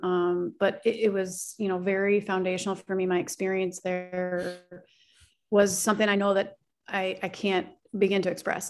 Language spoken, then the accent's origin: English; Oak Park, Illinois, United States; I grew up right outside of Chicago, um, in a community, Oak Park and River Forest